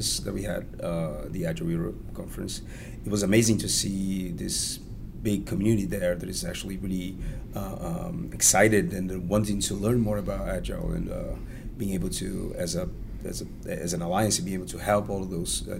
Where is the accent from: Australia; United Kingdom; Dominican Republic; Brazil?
Brazil; I'm from Brazil.